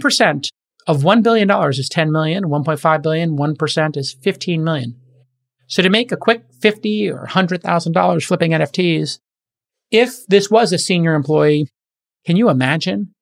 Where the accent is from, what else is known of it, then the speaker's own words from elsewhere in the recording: New York, United States; New York, my hometown.